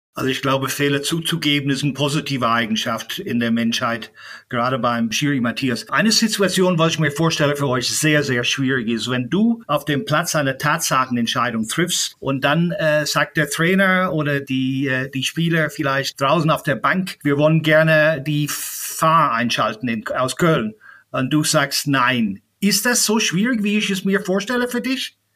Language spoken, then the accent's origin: German; Ireland; moved away; Ich bin in Irland aufgewachsen